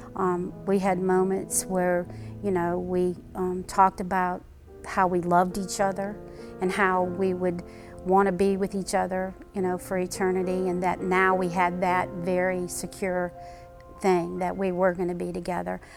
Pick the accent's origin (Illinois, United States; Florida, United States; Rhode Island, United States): Illinois, United States; Chicago; moved away as an adult; also born or lived in Butler, Pennsylvania; now in Greenville, United States; I grew up in Chicago, Illinois. I actually was uh, born in Butler, Pennsylvania, and moved when I was five to Chicago and graduated high school and then came to South Carolina.